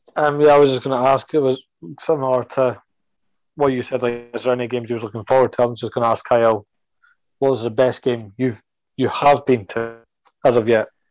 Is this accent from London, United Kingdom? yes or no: no; across the River Forth, Scotland, United Kingdom; where I'm from, I'm across the River Forth